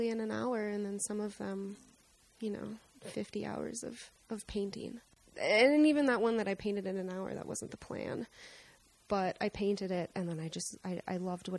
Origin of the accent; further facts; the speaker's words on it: South Dakota, United States; moved away; also born or lived in Minnesota; And I grew up in South Dakota where it's just horizontal landscape everywhere.